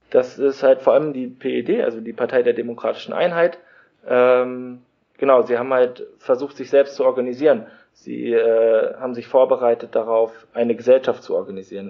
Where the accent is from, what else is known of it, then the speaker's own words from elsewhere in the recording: Germany; moved away; wir kommen halt irgendwie aus Deutschland